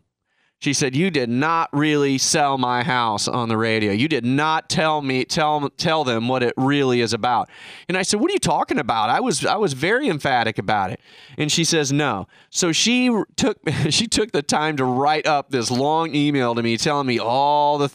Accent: Kansas City, United States; I'm from Kansas City

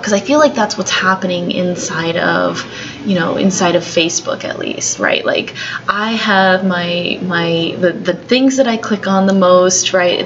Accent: San Francisco, California, United States; I was born here in the United States. I was born here in San Francisco

